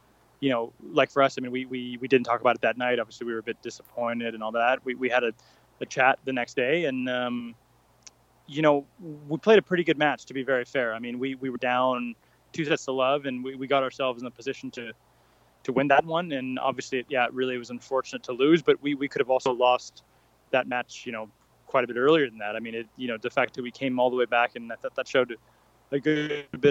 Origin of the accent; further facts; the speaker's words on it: United States; being an American